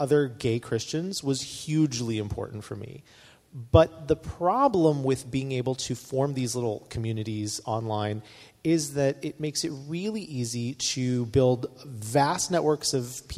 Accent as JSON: {"language": "English", "region": "North Carolina", "country": "United States", "said": "I come from North Carolina where we have a very strong opinions on barbecue"}